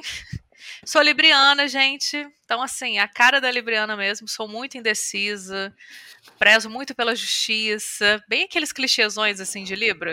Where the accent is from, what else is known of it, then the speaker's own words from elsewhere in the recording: Volta Redonda, Rio de Janeiro, Brazil; eu nasci em Volta Redonda, que é uma cidade do estado do Rio